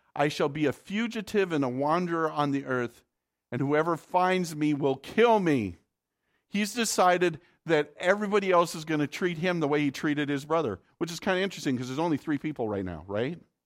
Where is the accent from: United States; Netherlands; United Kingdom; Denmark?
United States; North Dakota; I'm from the north. I'm, I'm from North Dakota